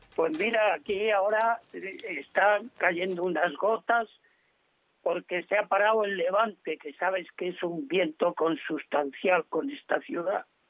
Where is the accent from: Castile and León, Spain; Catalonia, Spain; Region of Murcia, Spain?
Castile and León, Spain; Zorita de la Frontera; also born or lived in Ávila / Valladolid; now in Tarifa, Spain; yo nací en un pueblecito que se llama Zorita de la Frontera, mm. del Partido Judicial de Peñaranda de Bracamón